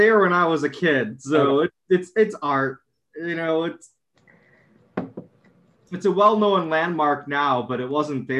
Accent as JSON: {"language": "English", "town": "Homer Glen", "region": "Illinois", "country": "United States", "tie": "born or raised there", "also_born_or_lived": "Oak Forest, Illinois", "moved": "as an adult", "said": "I grew up in the South Suburbs. And I was really young. I was in a city called Oak Forest. And then around fifth grade, we moved to an area called it was called Homer Township at the time. And I think it's now a city called Homer Glen."}